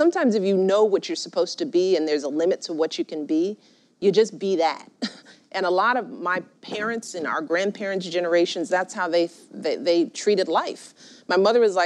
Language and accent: English; Chicago, Illinois, United States; I grew up in Chicago